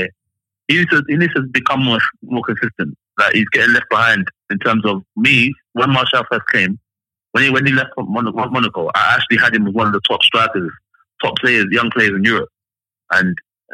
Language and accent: English; Nigeria; I'm Nigerian